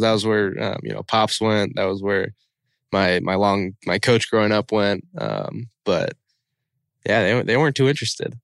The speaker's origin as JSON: {"language": "English", "area": "the Northwest", "region": "Pacific Northwest", "country": "United States", "tie": "born or raised there", "said": "I'd known growing up in the Northwest"}